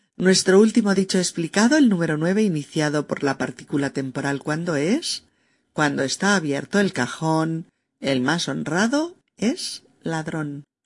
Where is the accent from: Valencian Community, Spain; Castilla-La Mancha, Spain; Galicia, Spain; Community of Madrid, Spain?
Castilla-La Mancha, Spain; moved away; mi tierra de origen en un pequeño pueblecito de Castilla-La Mancha